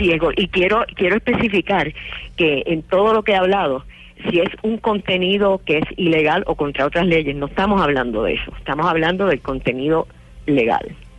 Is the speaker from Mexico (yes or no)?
no; United States; mi país